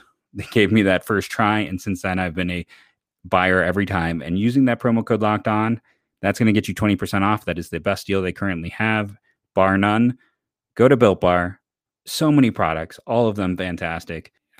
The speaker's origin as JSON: {"language": "English", "region": "Ohio", "country": "United States", "said": "I'm like, I don't own overalls just because I'm from Ohio."}